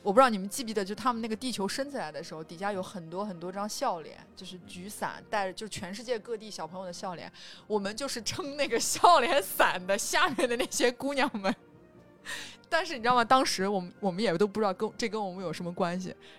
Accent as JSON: {"language": "Chinese", "country": "China", "said": "我是一我作为一个中国人，两千零八年的奥运会的这个节目当中，我参与到了那个里面"}